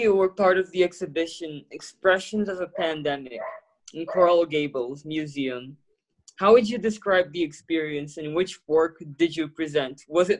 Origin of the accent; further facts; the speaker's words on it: Brazil; also born or lived in Miami; I'm Brazilian.